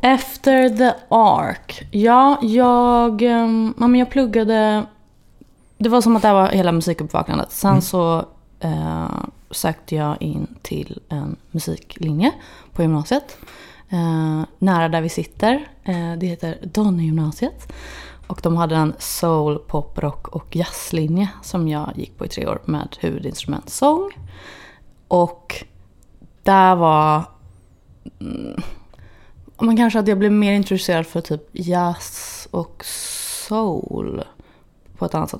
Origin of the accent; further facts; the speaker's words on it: Gothenburg, Västra Götaland, Sweden; moved away as an adult; also born or lived in Los Angeles, United States; Torslanda där jag är ifrån